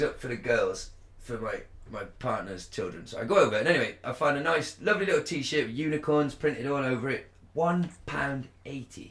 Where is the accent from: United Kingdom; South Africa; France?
United Kingdom; England; we're English